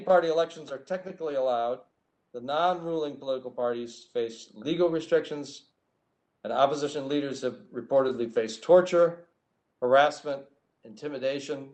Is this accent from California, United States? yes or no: no; Michigan, United States; moved away as an adult; serving as the city manager in the small town where I grew up in Michigan